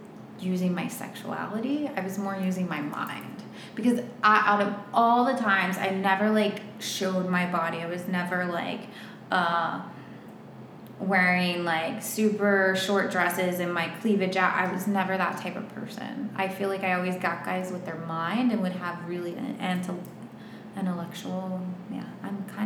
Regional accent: West Virginia, United States; moved away as an adult; now in Miami, United States; I'm from West Virginia. Back then, I could pull out my sweet accent and I'd be like, oh, my whole pitch was like, I'm this sweet girl from West Virginia, grew up on a farm.

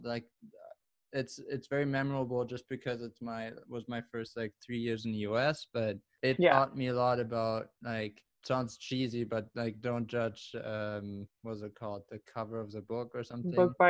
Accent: Germany; English is a second language; now in Buffalo, United States; when I moved from Germany to the US, Buffalo was not something I was like, okay.

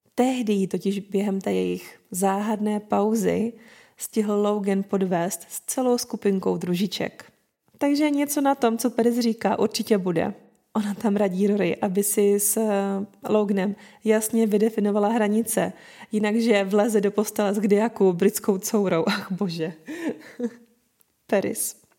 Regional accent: Moravia, Czechia; u nás na Moravě

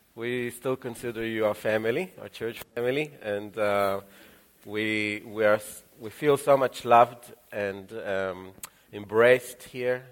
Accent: Israel; moved away; also born or lived in Ukraine; they took me by the hand and uh, we moved to Israel and I grew up in Israel since

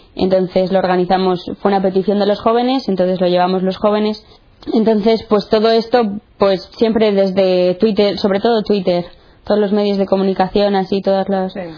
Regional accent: Santander, Cantabria, Spain; tengo 18 años, soy de Santander

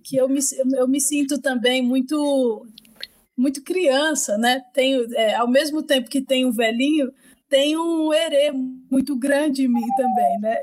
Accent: Itaquaquecetuba, São Paulo, Brazil; Eu fui criada em Itacoaxetuba, que é extremo leste de São Paulo.

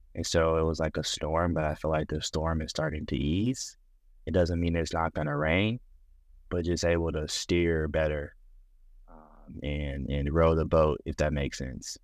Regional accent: Pearland, Texas, United States; also born or lived in Houston, Texas; I'm from Houston, Texas. I was raised in a suburb called Pearland, Texas.

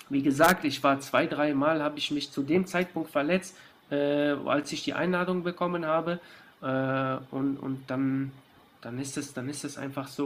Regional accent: Germany; ich bin ja in Deutschland geboren, ich bin die ganze Jugend beim FC gewesen

